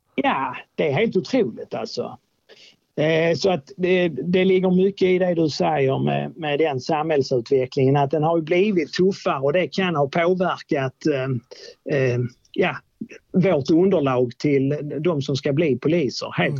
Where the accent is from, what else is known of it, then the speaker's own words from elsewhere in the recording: Åkarp, Skåne, Sweden; also born or lived in Lund / Trelleborg; jag är uppväxt eh, mellan Malmö och Lund i något som heter Åkarp.